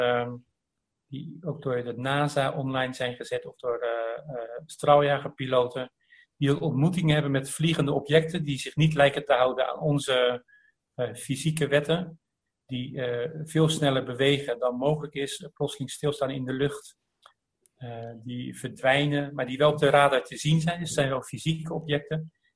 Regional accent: Delft, South Holland, Netherlands; born or raised there

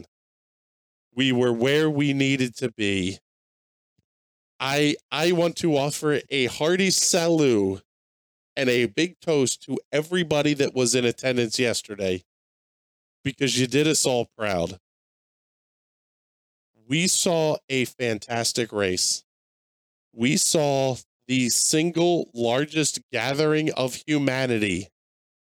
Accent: Langhorne, Pennsylvania, United States; my hometown today, the home of Langhorne Speedway

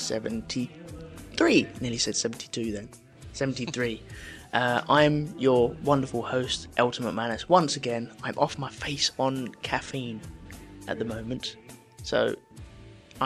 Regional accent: England, United Kingdom; I'm English, so I drink tea

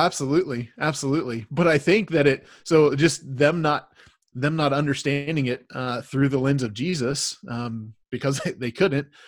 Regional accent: United States; as American Christians, we we are Christians in America.

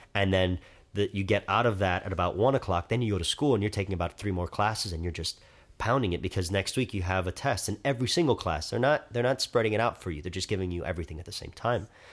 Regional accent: Miami, Florida, United States; I'm twenty-three years old. I'm from Miami

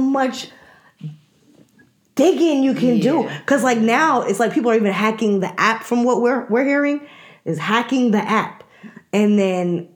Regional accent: New York, United States; also born or lived in Washington, D.C.; now in Atlanta, United States; we are from New York, and we lived in D.C. I remember us living in New York

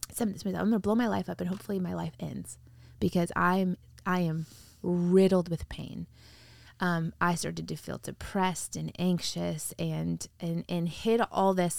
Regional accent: Wheatfield, Indiana, United States; now in Sacramento, United States; I grew up in the Midwest, in a really small town in, uh, Northwest Indiana.

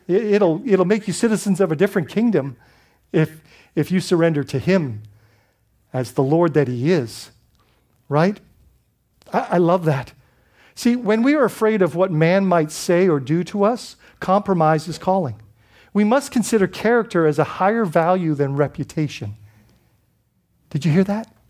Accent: Bahamas; moved away; I grew up in the Bahamas, so we had a lot of British background.

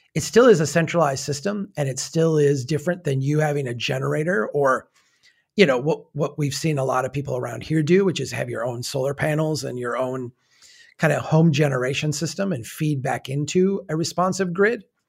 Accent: Brainerd, Minnesota, United States; my hometown has its own electric grid

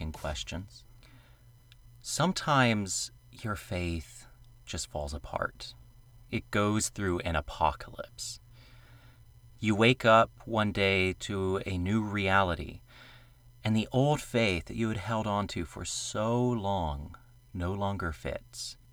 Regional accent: the South, United States; we grew up in the South, in Pentecostal and charismatic cultures

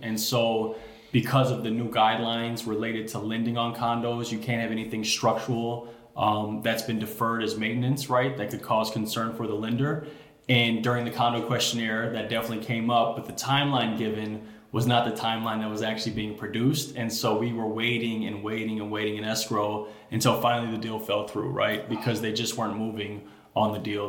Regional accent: Chicago, Illinois, United States; Born and raised in Chicago, so I grew up in Hyde Park

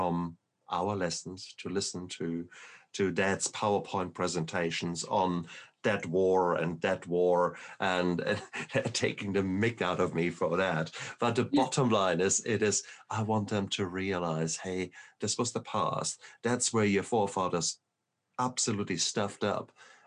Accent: Germany; moved away; also born or lived in Berlin, Germany; I come from Germany. And whilst I always considered myself German, very German

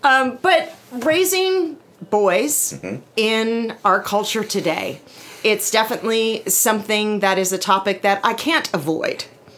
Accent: United Kingdom; moved away; I'm British.

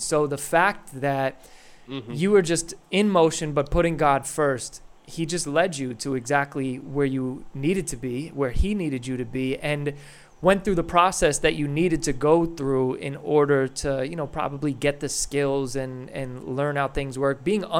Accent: Yonkers, New York, United States; I'm originally from Yonkers, New York.

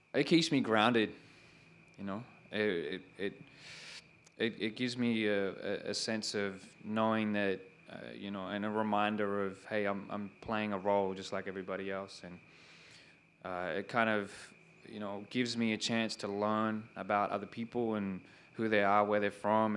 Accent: Sydney, New South Wales, Australia; growing up in Western Sydney and what that was like

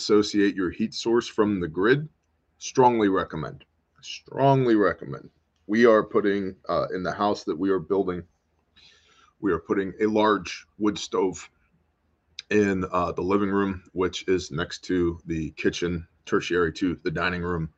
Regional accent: United States; I'm American.

